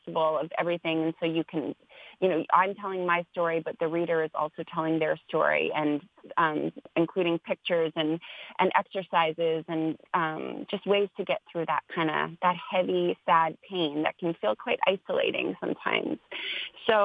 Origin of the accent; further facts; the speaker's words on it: Canada; now in Los Angeles, United States; I'm a Canadian born, living in Los Angeles now